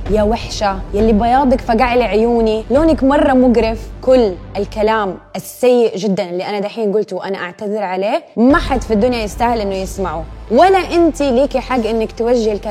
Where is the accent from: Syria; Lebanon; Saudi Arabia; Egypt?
Lebanon; اقول لها انا لبنانيه انا لازم اكون شقره